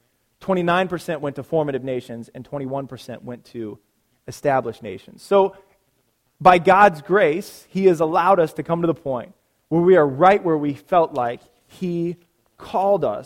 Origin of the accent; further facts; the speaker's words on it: Nebraska, United States; moved away; I'm from Nebraska